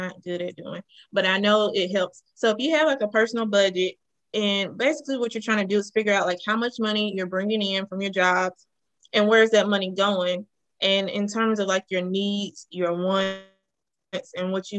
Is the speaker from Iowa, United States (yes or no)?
no; Madison, Mississippi, United States; I'm a native of Mississippi. I grew up in Madison, Mississippi